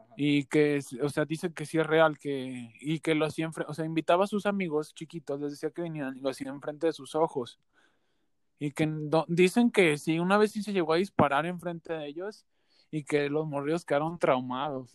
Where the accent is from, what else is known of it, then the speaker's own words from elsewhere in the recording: Aguascalientes, Mexico; nosotros tres somos de Aguascalientes